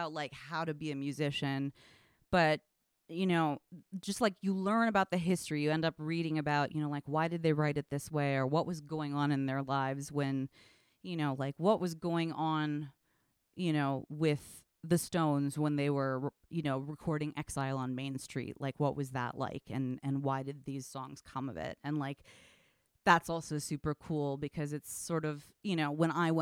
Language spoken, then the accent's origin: English; San Francisco, California, United States; moved away as an adult; also born or lived in Washington, D.C. / Hudson Valley, New York; now in Cambridge, United States; I grew up in San Francisco